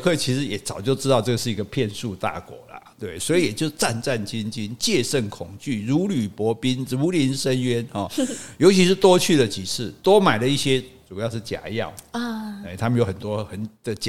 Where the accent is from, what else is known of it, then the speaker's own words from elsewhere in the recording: Taiwan; 我们台湾人讲，我们讲华语啊